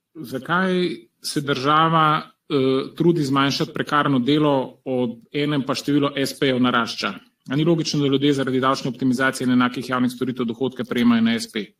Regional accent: Slovenia

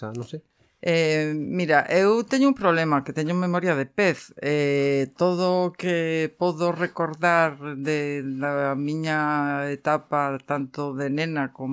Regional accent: Vigo, Galicia, Spain; also born or lived in Coia, Vigo / Alcabre, Vigo; eu nacín en, en Vigo, eh, vivín ata os seis anos en, en Colla, e eh, posteriormente trasladámonos a Alcabre. Eh, meu pai era de Alcabre e a miña nai con meus avós vivían en, en Colla.

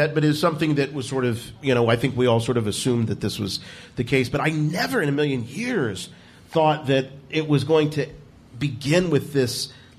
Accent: Canton, Ohio, United States; I'm from Canton. That's how we say it. I'm from Canton.

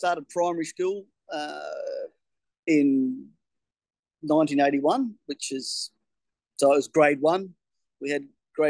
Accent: Townsville, Queensland, Australia; also born or lived in Alligator Creek / England; I was born in Townsville, which is my closest city. Lived in town for only a short period of time, about a year.

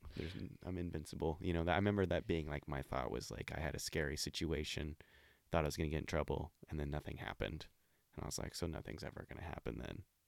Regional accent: Olympia, Washington, United States; I'm from Olympia, Washington

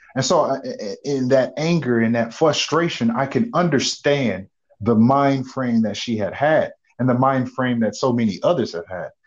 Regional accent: United States; as an African American male

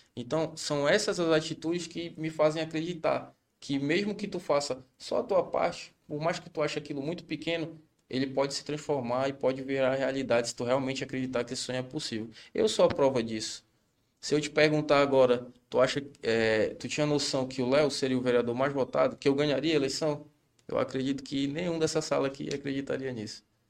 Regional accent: Capanema, Pará, Brazil; Nascido e criado em Capanema

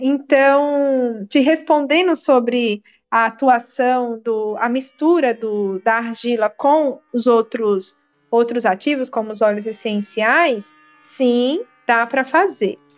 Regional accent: Maceió, Alagoas, Brazil; vou falar aqui de Maceió, que é da minha terra

